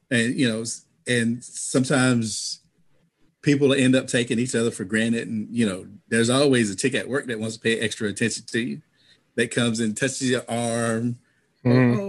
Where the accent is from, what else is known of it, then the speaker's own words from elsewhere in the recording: the South, United States; I'm from the South.